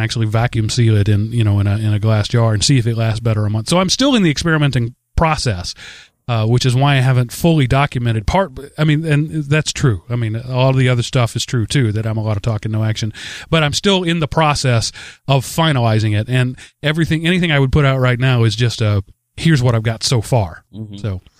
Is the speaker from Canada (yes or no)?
no; Denmark; I come from Denmark.